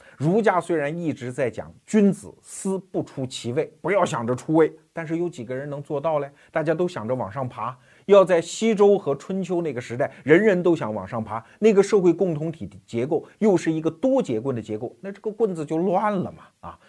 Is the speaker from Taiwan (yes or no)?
no; China; 我们中国人每天还浸泡在那当中